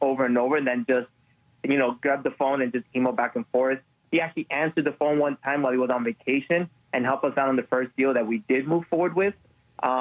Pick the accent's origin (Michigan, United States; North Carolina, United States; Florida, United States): Florida, United States; Miami; moved away; I'm from Miami